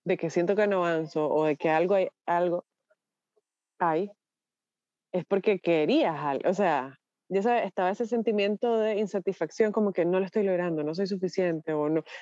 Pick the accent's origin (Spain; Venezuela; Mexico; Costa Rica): Costa Rica; Porque en Costa Rica pues tenemos familia, nos encanta, somos costarricenses, pero no sé si vamos a estar ahí.